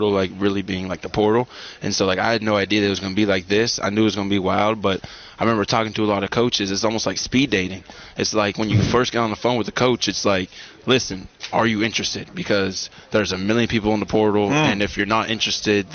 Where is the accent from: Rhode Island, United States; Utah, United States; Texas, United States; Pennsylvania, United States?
Pennsylvania, United States; Pittsburgh; moved away as an adult; I'm from Pittsburgh, Pennsylvania